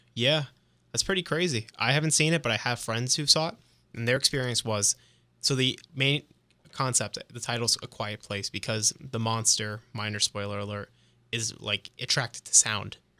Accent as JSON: {"language": "English", "region": "New Jersey", "country": "United States", "moved": "yes", "said": "I'm, I'm Italian. I'm from Jersey"}